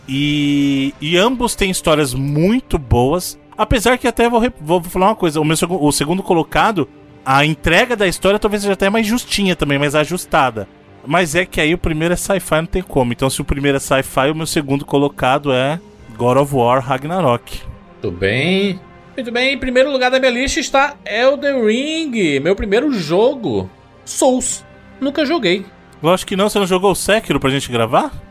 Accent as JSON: {"language": "Portuguese", "region": "Bahia", "country": "Brazil", "said": "Eu vim da Bahia"}